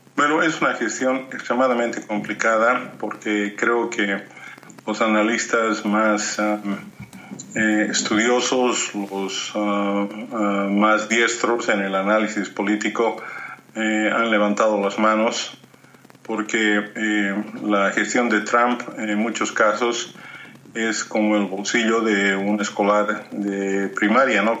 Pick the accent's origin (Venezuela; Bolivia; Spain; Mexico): Bolivia; born or raised there; moved away